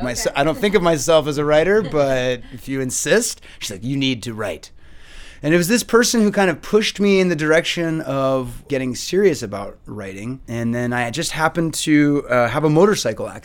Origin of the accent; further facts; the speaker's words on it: San Francisco, California, United States; moved away as an adult; now in Chile; I come from California, the northern part, San Francisco, and I've been in Chile for about 3 years now